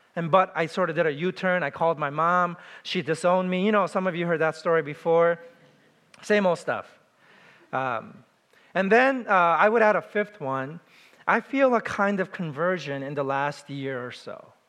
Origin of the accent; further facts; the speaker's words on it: New York City, New York, United States; I was from New York City